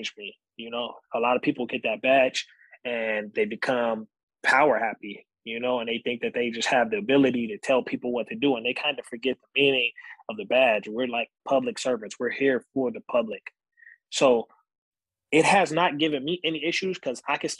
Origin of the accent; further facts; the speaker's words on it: San Bernardino, California, United States; now in Beaumont, United States; I wanted the opportunity to police my home, my hometown